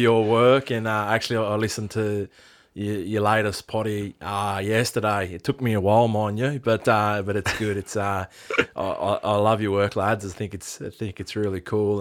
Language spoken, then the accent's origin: English; Australia; we are multicultural Aboriginal Australia